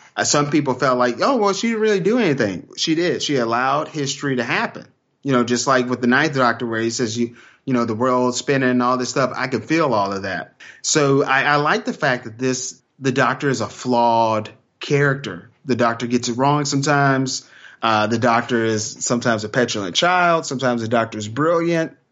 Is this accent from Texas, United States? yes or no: yes; Texas, United States; I'm from Texas